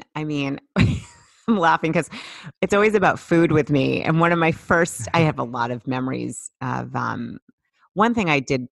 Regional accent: Boston, Massachusetts, United States; I grew up in the Boston area

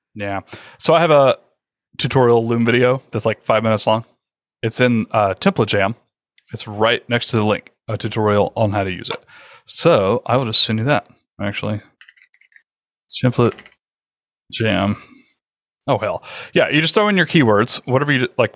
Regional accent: the South, United States; I'm from the South

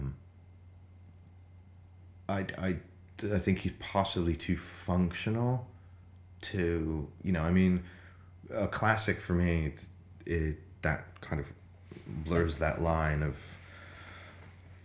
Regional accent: United States; now in London, United Kingdom; I'm obviously American

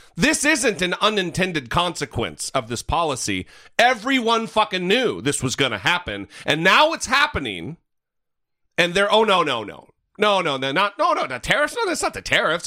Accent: northern Idaho, United States; my hometown in northern Idaho

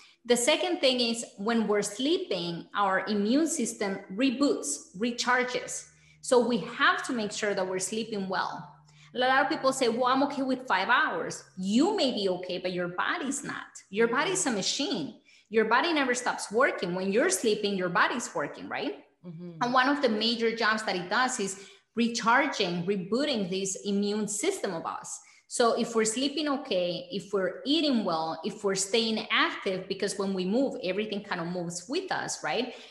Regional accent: Bogotá, Colombia; now in United States; growing up in Colombia

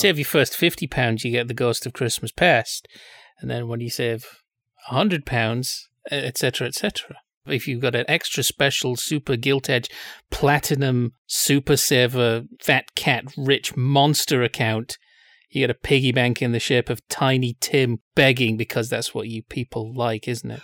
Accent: England, United Kingdom; Being English

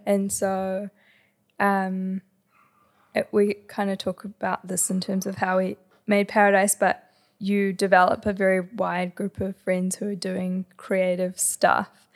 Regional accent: Havelock North, Hawke's Bay, New Zealand; moved away; also born or lived in Wellington; I grew up in Hawke's Bay

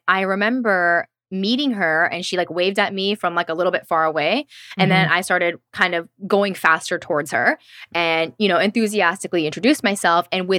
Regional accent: Tennessee, United States; I'm from Tennessee, where I think that's more common. I'm from the South.

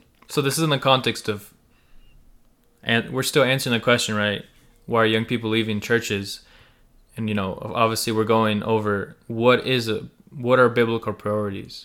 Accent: United States; first language Russian and Ukrainian; English is a second language; I was born in America

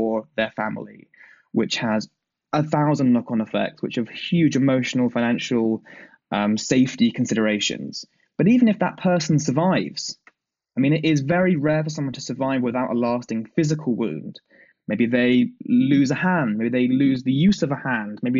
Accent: United Kingdom; I'm a British guy

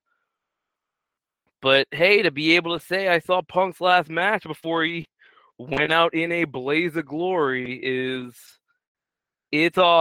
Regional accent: New Orleans, Louisiana, United States; I grew up in New Orleans

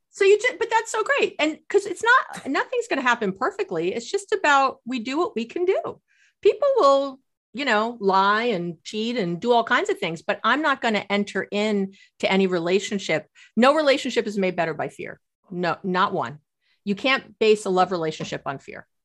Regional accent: New York, United States; growing up in New York

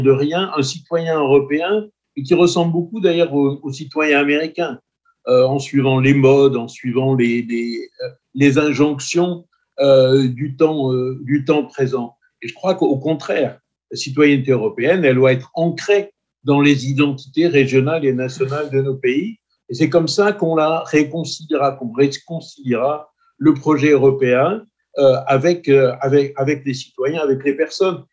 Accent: Corsica, France; je me sens corse, je suis français et je suis européen.

